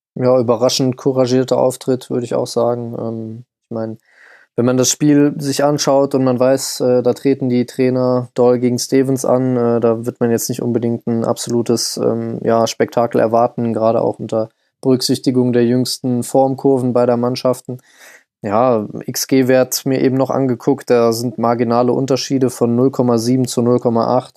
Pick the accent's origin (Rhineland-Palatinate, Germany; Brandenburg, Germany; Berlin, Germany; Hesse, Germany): Hesse, Germany; ich als gebürtiger Hesse